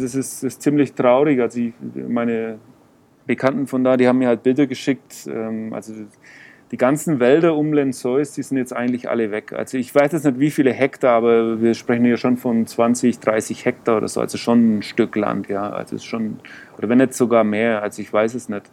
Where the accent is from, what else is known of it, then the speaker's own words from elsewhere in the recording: Germany; ja, yo soy Aleman, Alemau. Äh, und also ich bin Deutscher